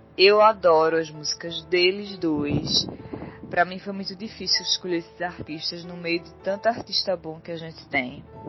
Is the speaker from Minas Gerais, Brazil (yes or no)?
no; Recife, Pernambuco, Brazil; eu sou de Recife, Pernambuco